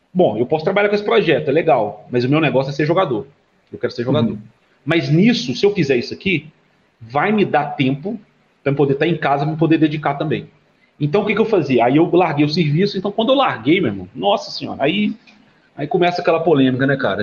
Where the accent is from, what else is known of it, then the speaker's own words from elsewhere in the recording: Sete Lagoas, Minas Gerais, Brazil; que sou de Sete Lagoas